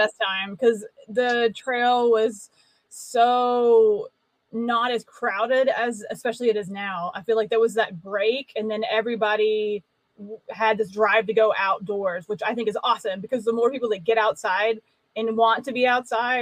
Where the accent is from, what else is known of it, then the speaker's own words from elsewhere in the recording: Alabama, United States; moved away as an adult; I'm from Alabama. I grew up here in Alabama.